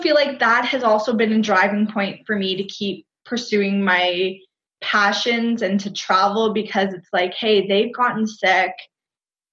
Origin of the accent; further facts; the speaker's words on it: Canada; also born or lived in Costa Rica; I'm from Canada